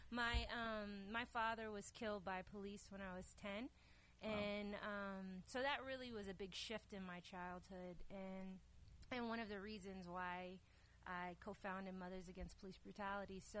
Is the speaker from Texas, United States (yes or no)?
yes; Dallas, Texas, United States; I grew up here in Dallas, and um, I had an eclectic childhood.